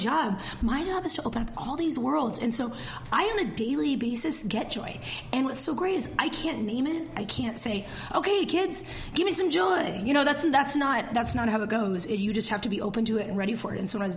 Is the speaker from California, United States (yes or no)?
no; Eastern Washington, United States; now in Seattle, United States; I'm from Eastern Washington